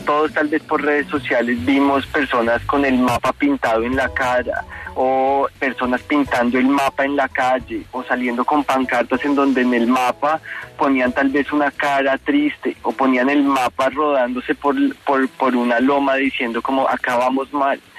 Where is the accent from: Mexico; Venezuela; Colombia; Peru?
Colombia